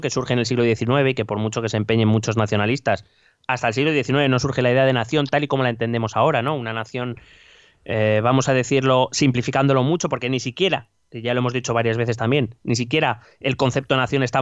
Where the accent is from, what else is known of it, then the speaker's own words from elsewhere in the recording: Spain; born there; yo soy español porque he nacido en un Estado-nación llamado, en un país llamado España